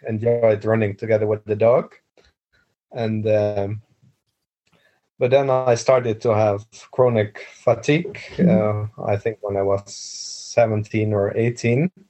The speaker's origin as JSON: {"language": "English", "country": "Netherlands", "tie": "born or raised there", "second_language": "English", "moved": "as an adult", "lives_now": "Bergen, Norway", "said": "I was born I was born in Holland and moved to Norway when in 2002"}